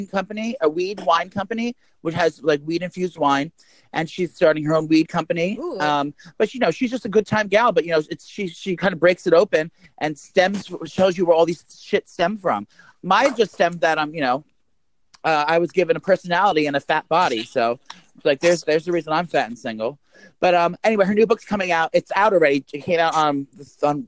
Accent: New Jersey, United States; We're both comedians from New Jersey.

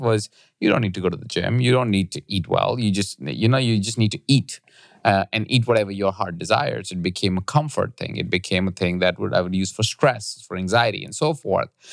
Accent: India; moved away; I grew up in India

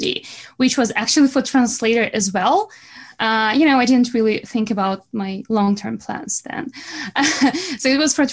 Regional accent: Belarus; accent: Russian accent; English is a second language; moved away as an adult; now in Canada; I'm not from Russia, but I'm from Belarus, which is close

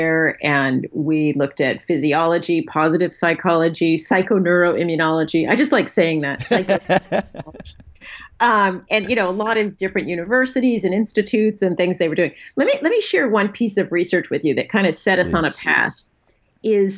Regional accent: National City, California, United States; I grew up in San Diego, National City, for those of you who know San Diego very well, which is near the Mexican border

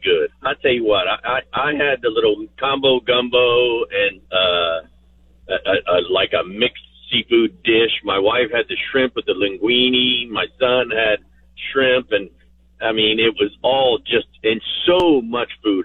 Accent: South Louisiana, United States; moved away as an adult; now in San Antonio, United States; I'm from South Louisiana, you know. I've been here 22 years, but still, you know, I have a bit of an accent.

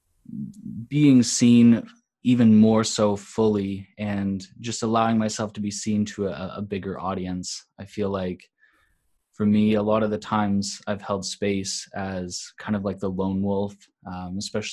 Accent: Cambridge, Ontario, Canada; also born or lived in Australia; grew up in Ontario, Canada, and so happened to cycle back. I'm in the same hometown now, a little place called Cambridge

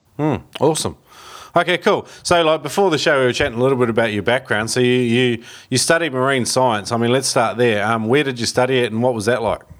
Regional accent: New Zealand; also born or lived in China; I was brought up in New Zealand

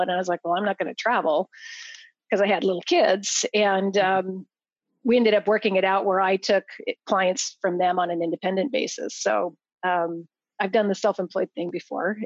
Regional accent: Idaho, United States; moved away; I grew up in Idaho. Um, in farming country

